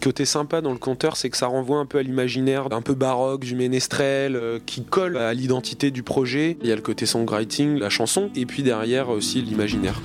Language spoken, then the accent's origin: French; Normandy, France; je suis effectivement de Normandie